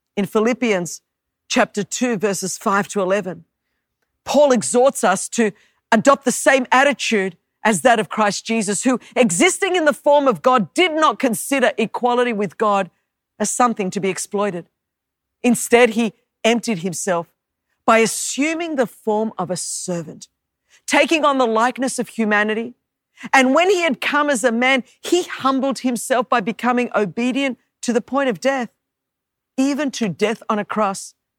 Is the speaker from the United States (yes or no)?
no; Australia; moved away; as you could tell from my accent, I was born and raised in Australia